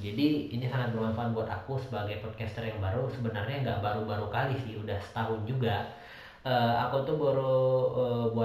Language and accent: Indonesian; Medan, North Sumatra, Indonesia; now in Bandung, Indonesia; terus uh, asal dan besarnya di Medan lahir dan besar di Medan terus sekarang aku sudah tinggalnya di Bandung domisili Bandung